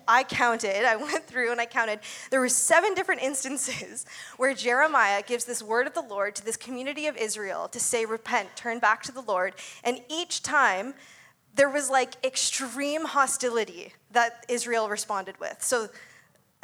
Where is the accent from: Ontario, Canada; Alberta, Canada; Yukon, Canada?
Ontario, Canada; moved away as an adult; also born or lived in Abbotsford / Surrey; I grew up in Ontario, and I moved out here when I was 18